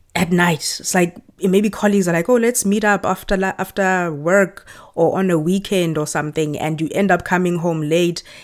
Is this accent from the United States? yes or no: no; Johannesburg, Gauteng, South Africa; moved away as an adult; also born or lived in Pretoria / Amsterdam, Netherlands; now in Canada; I grew up in Johannesburg and I studied in Pretoria.